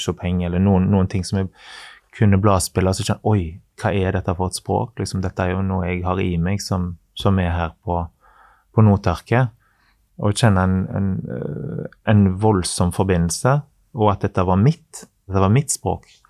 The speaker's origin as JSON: {"language": "Norwegian", "region": "Western Norway", "country": "Norway", "said": "Jeg er fra Vestlandet."}